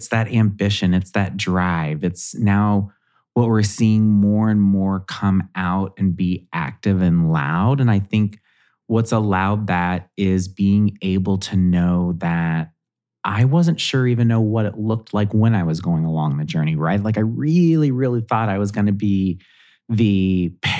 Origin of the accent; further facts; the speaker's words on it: Southwest Ohio, United States; I'm from Southwest Ohio.